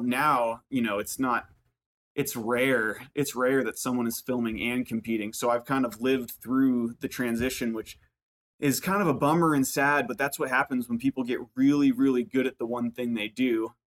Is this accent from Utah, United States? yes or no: no; Burlington, Vermont, United States; I grew up in, in Burlington, Vermont